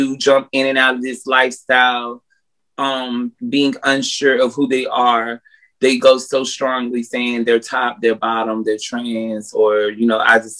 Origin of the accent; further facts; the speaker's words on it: North Carolina, United States; now in Atlanta, United States; I'm from North Carolina, but I reside in Atlanta, Georgia